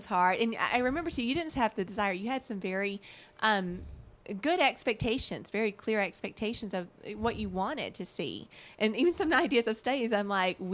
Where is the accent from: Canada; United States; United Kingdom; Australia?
United States; Alabama; moved away; also born or lived in the West; I am from Alabama, the home of barbecue